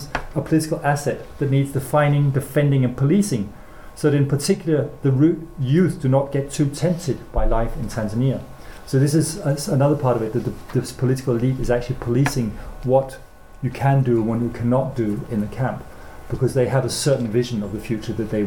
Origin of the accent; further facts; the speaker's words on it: Denmark; my school German as growing up in Denmark